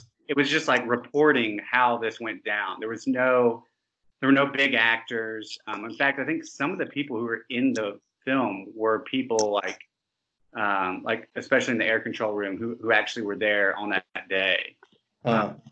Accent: Montgomery, Alabama, United States; we're all from Montgomery, Alabama

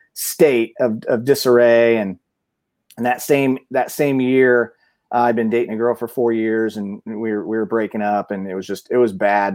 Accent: Mount Zion, Illinois, United States; moved away as an adult; also born or lived in Decatur, Illinois / Bloomington-Normal, Illinois; I was born, I went to school, uh, all through grade school in, in, uh, Mount Zion, Illinois.

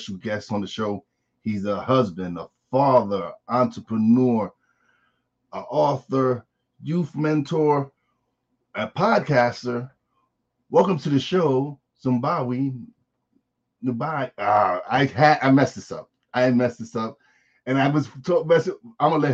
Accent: New York City, New York, United States; I say I'm from Brooklyn

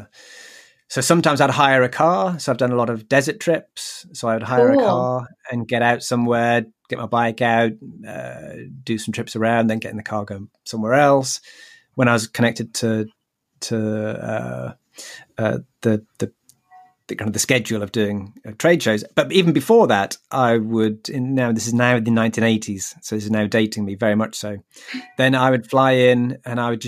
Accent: United Kingdom; I'm British.

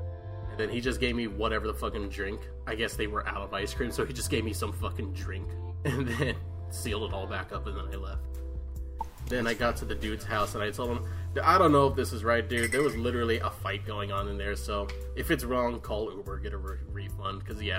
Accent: Texas, United States; Yeah, I'm from Texas.

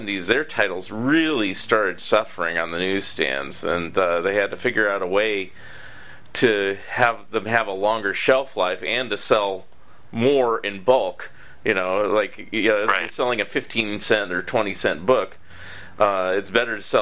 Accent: California, United States; I grew up in California

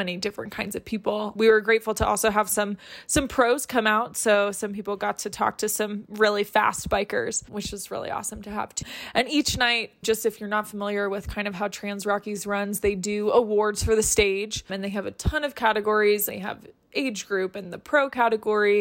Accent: Colorado, United States; the United States, which is where I'm from Colorado

